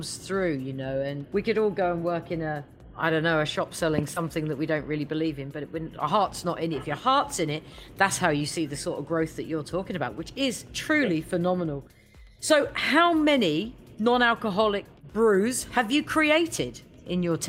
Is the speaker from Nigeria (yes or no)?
no; United Kingdom; I'm a Brit.